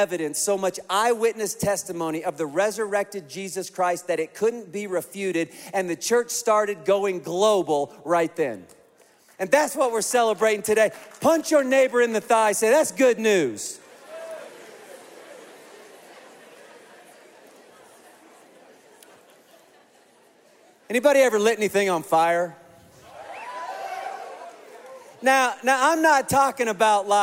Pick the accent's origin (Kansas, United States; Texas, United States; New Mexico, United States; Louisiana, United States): Kansas, United States; I grew up in Kansas in a trailer